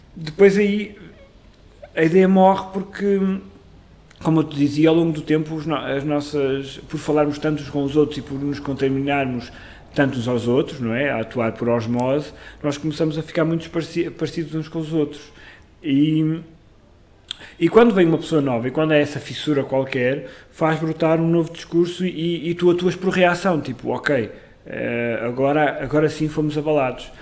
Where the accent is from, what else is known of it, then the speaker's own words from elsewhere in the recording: Amarante, Norte, Portugal; moved away as an adult; now in Lisbon, Portugal; um grupo de teatro que eu, que eu criei na minha terra, em Amarante